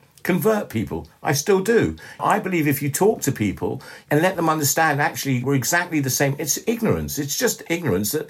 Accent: London, United Kingdom; also born or lived in Ellmau, Austria; I was brought up in London

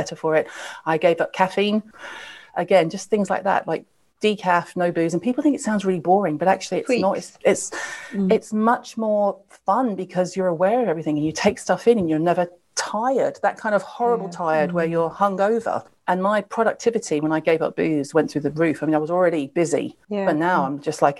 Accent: the South, United States; I was raised in the South in America

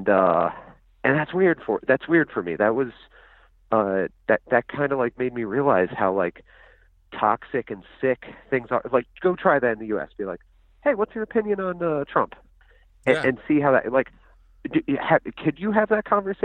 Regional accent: United States; I'm from America

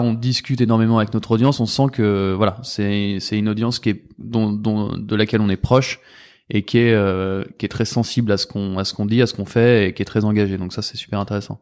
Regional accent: Paris, Île-de-France, France; on est parisien

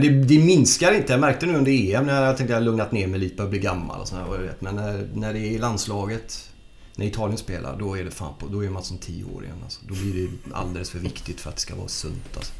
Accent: Gothenburg, Västra Götaland, Sweden; moved away as an adult; also born or lived in Norrköping; Jag är ju född i, vi bodde i Angered från början

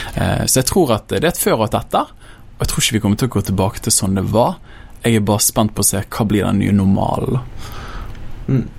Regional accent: Bergen, Vestland, Norway; jeg kommer fra Åsane bydel, veldig glad i den bydelen. Jeg vokste opp der.

